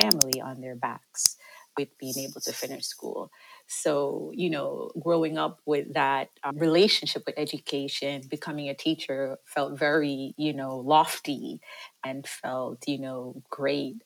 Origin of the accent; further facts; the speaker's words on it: Jamaica; moved away; I'm originally from Jamaica